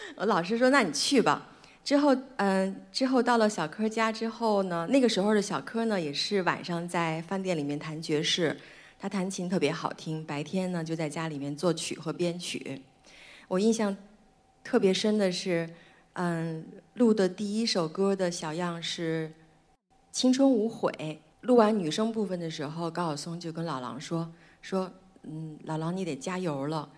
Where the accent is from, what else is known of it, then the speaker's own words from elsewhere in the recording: Beijing, China; 我出生在北京，妈妈是拉大提琴的